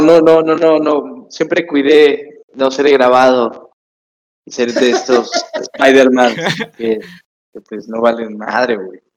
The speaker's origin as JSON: {"language": "Spanish", "town": "Tapachula", "region": "Chiapas", "country": "Mexico", "said": "Yo soy de Chiapas, Tapachula, Chiapas"}